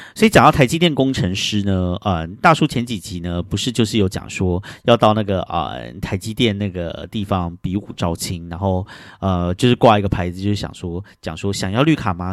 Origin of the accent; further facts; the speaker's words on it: Taiwan; 我们台湾人很相信水晶会带来的能量